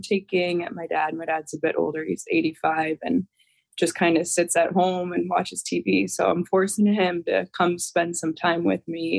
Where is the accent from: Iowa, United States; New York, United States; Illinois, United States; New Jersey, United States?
Illinois, United States; Chicago; I'm from Chicago originally